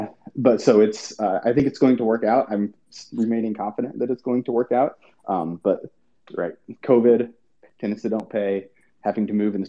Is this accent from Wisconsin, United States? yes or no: yes; Madison, Wisconsin, United States; I'm from Madison, Wisconsin.